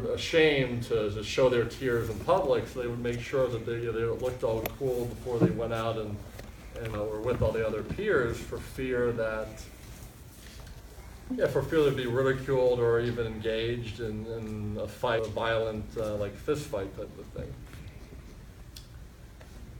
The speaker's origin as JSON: {"language": "English", "country": "United States", "tie": "born or raised there", "also_born_or_lived": "Fort Lauderdale, Florida"}